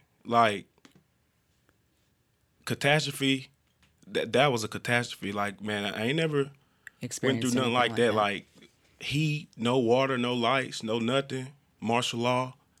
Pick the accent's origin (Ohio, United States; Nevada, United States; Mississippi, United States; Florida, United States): Mississippi, United States; Gulfport; moved away as an adult; now in Texas, United States; I was from Gulfport, Mississippi. You know, state of Mississippi, born and raised. Raised, you know, a real close-knit family, I could say. Big family. You know, raised by my moms mostly.